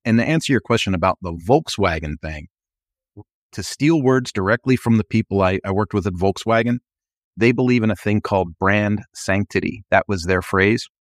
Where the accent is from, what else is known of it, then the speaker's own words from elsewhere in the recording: Philadelphia, Pennsylvania, United States; I rode that thing, rain, snow, sleet, hail, growing up in Philadelphia